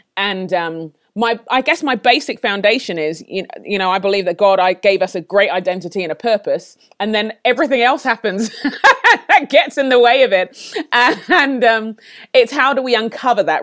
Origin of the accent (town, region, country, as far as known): London, United Kingdom; born or raised there; moved away as an adult